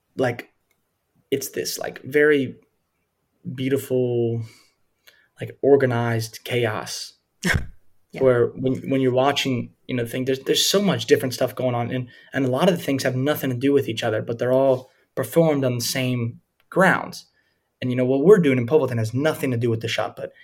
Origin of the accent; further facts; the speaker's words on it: Louisiana, United States; where I grew up mm-hmm. in Louisiana